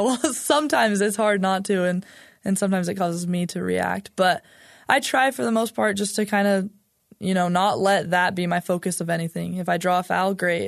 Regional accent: Utah, United States; I'm from Utah, lived here my whole life

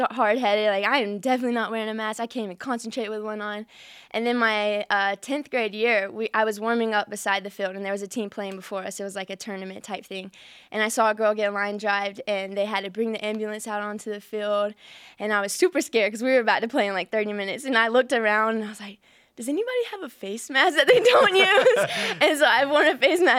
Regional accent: the Bible Belt, the South, United States; moved away; I'm from the Bible Belt

